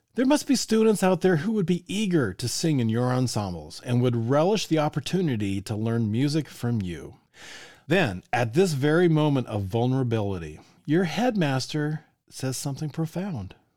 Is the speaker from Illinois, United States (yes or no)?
no; Colorado, United States; now in Indiana, United States; I grew up in Colorado